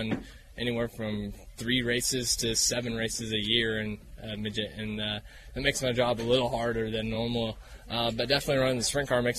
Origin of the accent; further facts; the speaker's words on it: California, United States; we're both from California